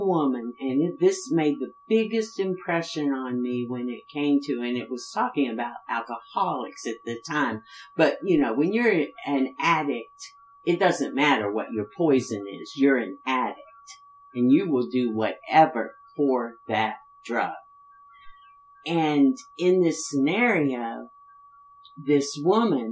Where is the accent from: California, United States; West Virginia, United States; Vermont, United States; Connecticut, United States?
West Virginia, United States; I grew up in West Virginia